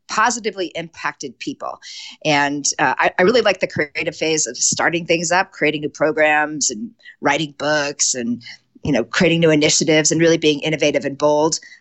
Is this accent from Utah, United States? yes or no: no; Connecticut, United States; moved away as an adult; now in Conifer, Colorado, United States; I was born and raised in Connecticut